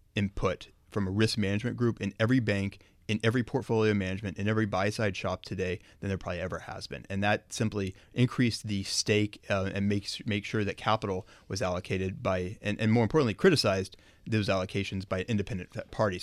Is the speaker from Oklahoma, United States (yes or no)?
yes; Oklahoma, United States; moved away; I'm from Oklahoma